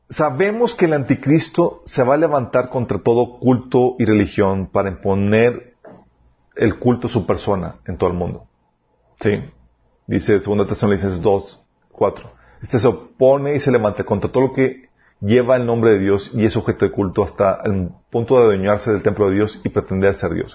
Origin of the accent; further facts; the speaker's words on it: Mexico; somos los mexicanos